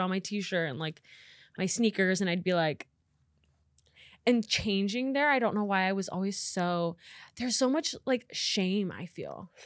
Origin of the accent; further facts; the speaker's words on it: Nebraska, United States; moved away as an adult; now in Los Angeles, United States; I am from Nebraska, born and raised